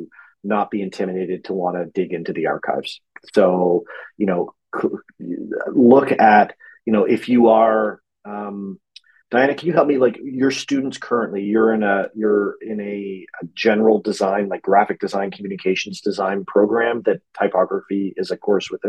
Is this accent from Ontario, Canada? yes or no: no; Halifax, Nova Scotia, Canada; here in my hometown of Halifax